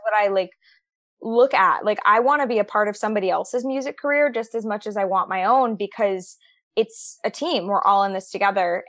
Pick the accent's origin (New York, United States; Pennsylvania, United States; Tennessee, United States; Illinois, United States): New York, United States; moved away as an adult; now in Nashville, United States; I grew up born and raised in New York